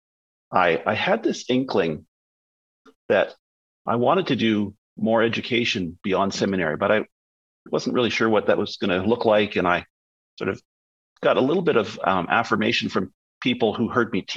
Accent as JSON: {"language": "English", "town": "Winnipeg", "region": "Manitoba", "country": "Canada", "tie": "born or raised there", "also_born_or_lived": "Toronto", "moved": "yes", "lives_now": "British Columbia, Canada", "said": "I grew up in Winnipeg."}